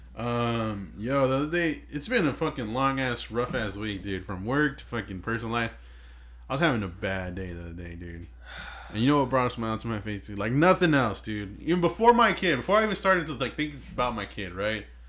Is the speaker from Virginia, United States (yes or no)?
no; Inglewood, California, United States; Inglewood. California, man. Fucking grew up here. I was born in Sentinel Hospital